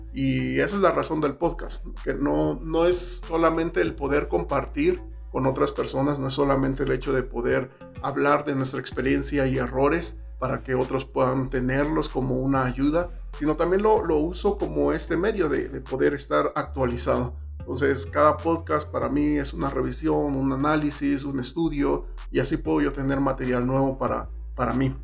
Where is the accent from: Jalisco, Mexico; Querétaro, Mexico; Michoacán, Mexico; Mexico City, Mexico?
Mexico City, Mexico; Yo soy del, del DF, la Ciudad de México.